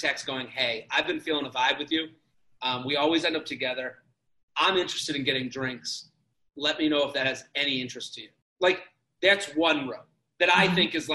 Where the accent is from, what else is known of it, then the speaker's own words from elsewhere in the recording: outside of Boston, Massachusetts, United States; I'm from outside of Boston.